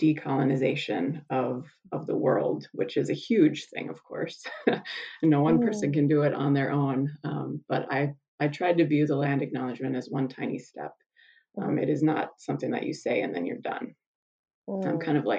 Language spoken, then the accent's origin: English; South Dakota, United States; I grew up on the South Dakota prairie